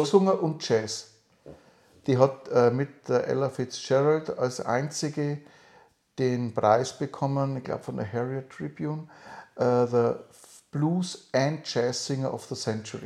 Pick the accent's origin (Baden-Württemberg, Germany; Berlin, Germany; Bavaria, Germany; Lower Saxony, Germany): Bavaria, Germany; Upper Palatinate; now in near Nuremberg, Germany; ich bin kein Franke, sondern ich bin Oberpfälzer und es ist ein Teil von Bayern.